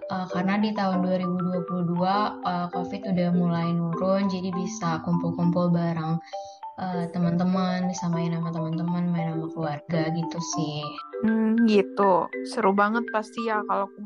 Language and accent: Indonesian; Bogor, West Java, Indonesia; Aku dari Bogor sih.